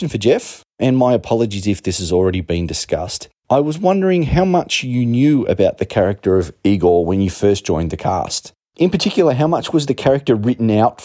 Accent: Canberra, Australian Capital Territory, Australia; I'm from Canberra, Australia

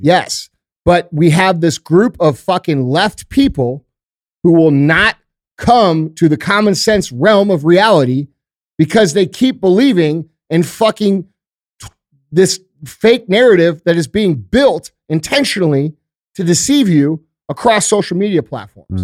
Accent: United States; I'm fucking American

